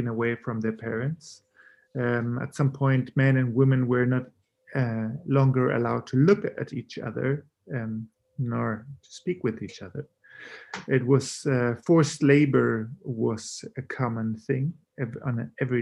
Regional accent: Chile; I grew up in Chile in a German family of the German minority in Chile

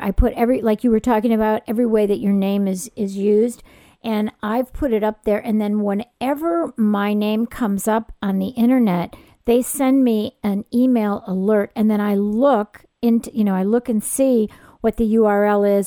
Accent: California, United States; I'm from California

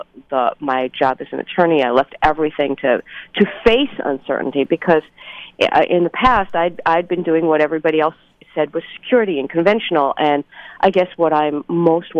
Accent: New York City, New York, United States; I grew up in Brooklyn, New York, to an Orthodox Jewish family.

